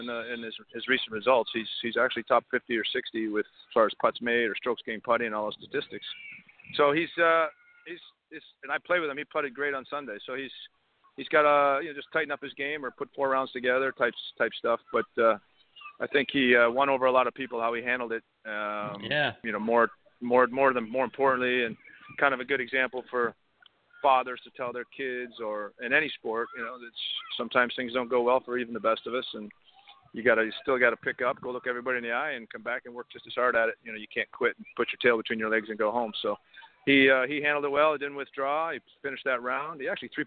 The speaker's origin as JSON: {"language": "English", "country": "Canada", "said": "I'm Canadian"}